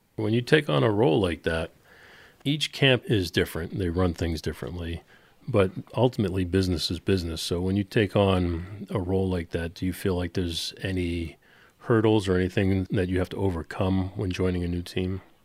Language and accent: English; Boston, Massachusetts, United States; I am a Bostonian through and through